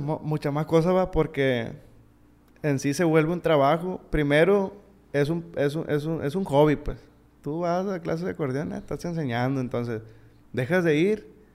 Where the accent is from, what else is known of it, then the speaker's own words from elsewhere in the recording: Sinaloa, Mexico; also born or lived in United States (born) / Culiacán, Sinaloa; Fui a la primaria en el rancho. Fui a la secundaria en la Laguna Colorada. a ver, eh. Vine a la, a la prepa